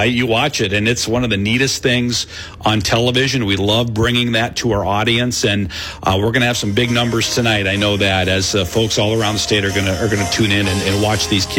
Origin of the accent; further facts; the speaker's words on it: Michigan, United States; now in Iowa, United States; I came from Northern Michigan. Wrestling was we had it, but it wasn't like it is here in Iowa.